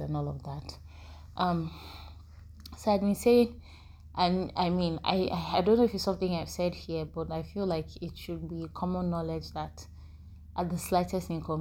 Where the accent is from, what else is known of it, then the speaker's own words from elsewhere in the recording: Nigeria; we're Nigerian